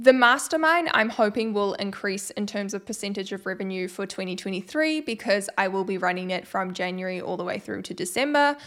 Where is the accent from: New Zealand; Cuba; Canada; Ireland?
New Zealand; I am from New Zealand.